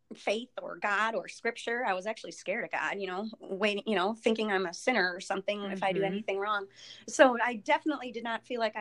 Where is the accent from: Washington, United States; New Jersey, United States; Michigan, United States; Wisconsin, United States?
Wisconsin, United States; Elk Mound; I grew up in Wisconsin, Elk Mound.